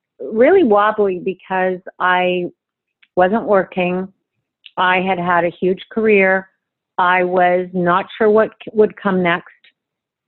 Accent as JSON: {"language": "English", "country": "Canada", "said": "for me as a Canadian"}